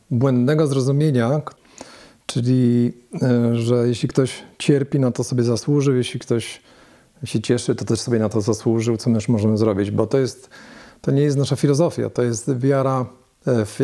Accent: Leszno, Greater Poland, Poland; now in Wrocław, Poland; A ja z Wielkopolski, z Leszna.

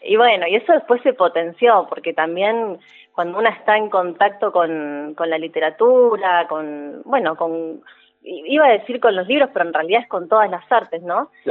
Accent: Neuquén, Argentina; moved away as an adult; also born or lived in Buenos Aires; Yo soy neuquina, así que yo volví en mi caso

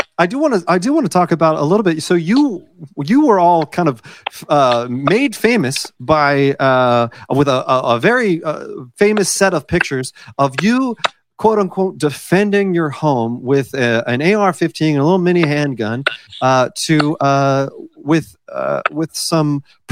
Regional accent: United States; Oh, right. Well, I am American, in case you were wondering.

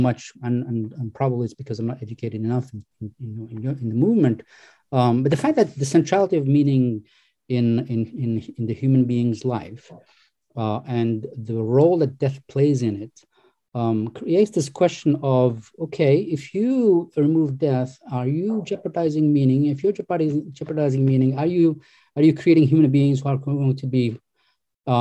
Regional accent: Algeria; I come from North Africa, Algeria, Muslim country

